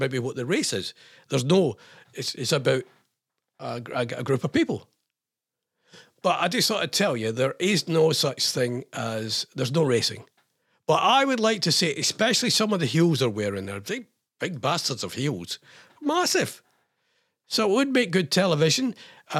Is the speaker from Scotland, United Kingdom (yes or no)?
yes; Scotland, United Kingdom; I'm Scottish